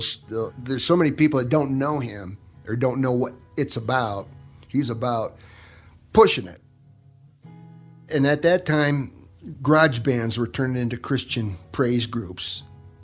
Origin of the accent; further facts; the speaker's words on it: Grand Rapids, Michigan, United States; also born or lived in northern Arizona; now in Arizona, United States; I was born in Michigan, Grand Rapids, Michigan. And grew up on the Great Lakes